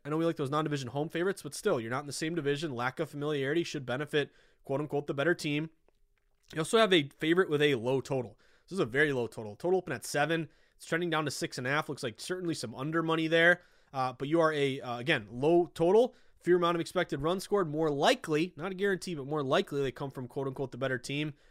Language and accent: English; the Berkshires, Western Massachusetts, United States; also born or lived in Vermont / Boston, Massachusetts / Westford, Massachusetts; Grew up in Western Massachusetts in the Berkshires